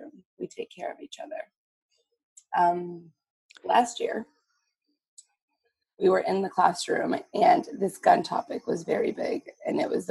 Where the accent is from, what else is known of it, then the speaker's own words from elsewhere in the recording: Texas, United States; also born or lived in New Mexico; now in Massachusetts, United States; I grew up in Texas and my family's had guns